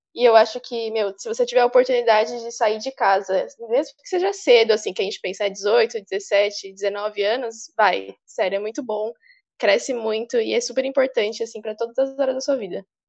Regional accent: São Paulo, Brazil; moved away as an adult; now in Santos, Brazil; eu sou de São Paulo, sou da capital de São Paulo, do Butantã, mas hoje, agora, eu tô aqui em Santos

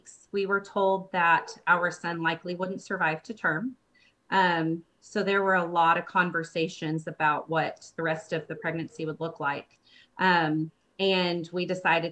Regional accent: Bentonville, Arkansas, United States; We are from Bentonville, Arkansas, which is very far from you guys

